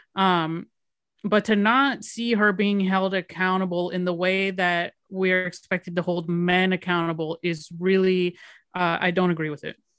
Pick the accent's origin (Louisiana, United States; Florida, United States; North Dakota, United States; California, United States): Florida, United States; Miami; moved away as an adult; I'm from Miami